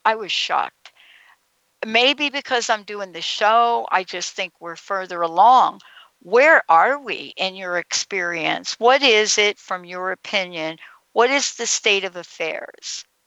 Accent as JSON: {"language": "English", "region": "Northeast", "country": "United States", "moved": "yes", "lives_now": "Seattle, United States", "said": "I'm from the Northeast"}